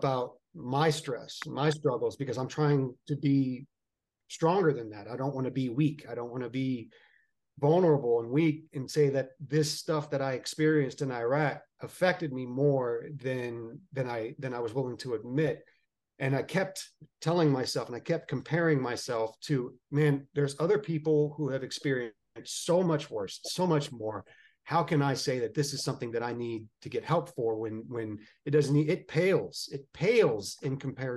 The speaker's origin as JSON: {"language": "English", "town": "Arlington", "region": "Texas", "country": "United States", "tie": "born or raised there", "also_born_or_lived": "McAllen, Texas / California / Georgia", "moved": "as an adult", "said": "I was born in McAllen, Texas, and raised in Arlington"}